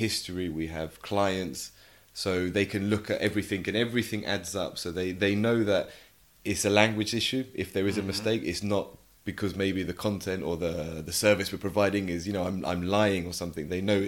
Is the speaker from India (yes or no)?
no; England, United Kingdom; first language English; I think for me, obviously being native English, half Spanish, half English, but obviously I grew up speaking English at home. So Spanish isn't my mother tongue.